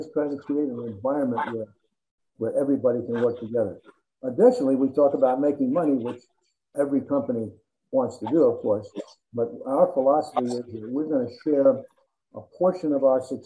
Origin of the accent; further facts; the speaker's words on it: New Jersey, United States; I grew up in New Jersey